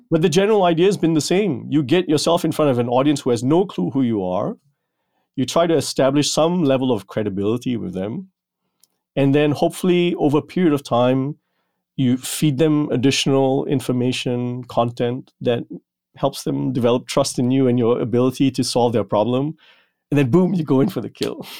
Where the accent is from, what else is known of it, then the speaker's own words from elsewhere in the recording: Malaysia; moved away; growing up in Malaysia